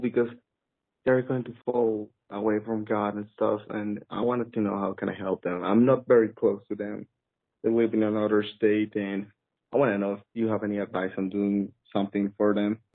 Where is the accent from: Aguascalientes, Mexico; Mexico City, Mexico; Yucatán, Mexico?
Mexico City, Mexico; I'm from Mexico, Mexico City, to be exact.